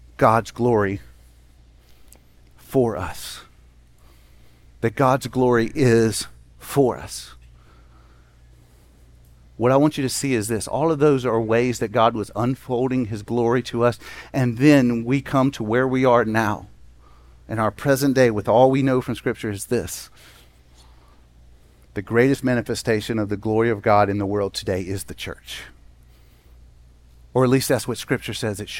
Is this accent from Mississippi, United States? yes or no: yes; Jackson, Mississippi, United States; When I grew up in Jackson, Mississippi, I lived on a street that had one street light on it.